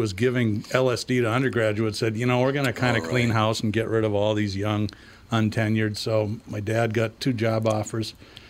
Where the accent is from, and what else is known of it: Boston, Massachusetts, United States; born or raised there; moved away